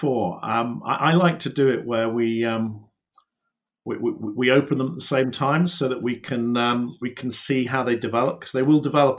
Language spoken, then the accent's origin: English; England, United Kingdom; as English brewers, we were sort of going, look, this is crazy, the amount of hops that they're putting into the beer